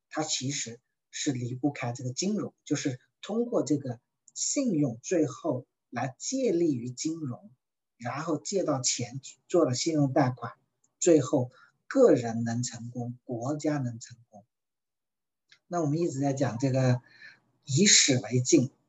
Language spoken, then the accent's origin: Chinese; China; 因为讲起来说，我们中国人啊，往往特别害怕借钱。